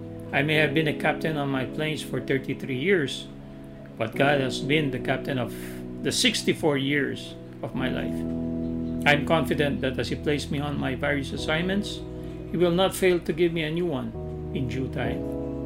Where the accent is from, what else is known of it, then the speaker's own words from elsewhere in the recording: Mindanao, Philippines; I was born and raised in Mindanao to my farmer dad and a teacher mom.